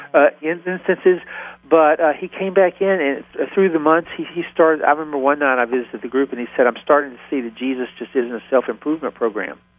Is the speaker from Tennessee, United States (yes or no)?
yes; Tennessee, United States; accent: Southern; moved away as an adult; now in Philadelphia, United States; if you can't tell it by now from my accent, I'm from the South. Even though I live, I've lived in Philadelphia for 35 years, I'm from Tennessee